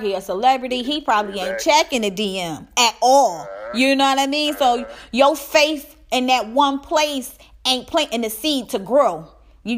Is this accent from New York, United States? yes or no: yes; Buffalo, New York, United States; I'm from Buffalo, New York